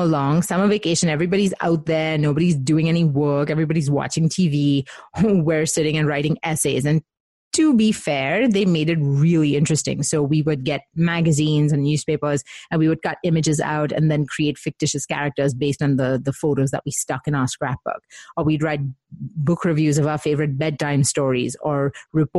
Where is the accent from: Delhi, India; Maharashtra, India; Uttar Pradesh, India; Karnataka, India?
Maharashtra, India; Mumbai; I grew up in Mumbai with Indian parents